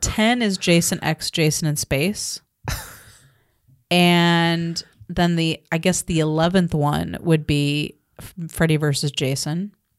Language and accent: English; United States; as a American woman living in America